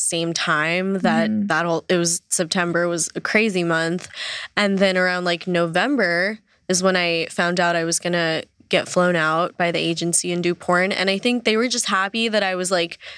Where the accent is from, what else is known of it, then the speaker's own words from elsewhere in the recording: New York City, New York, United States; I grew up in New York City